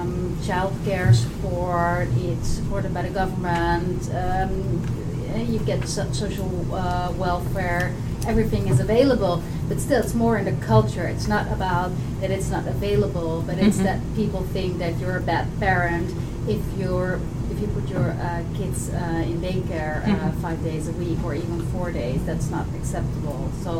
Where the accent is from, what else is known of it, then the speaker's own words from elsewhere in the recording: Netherlands; I'm from the Netherlands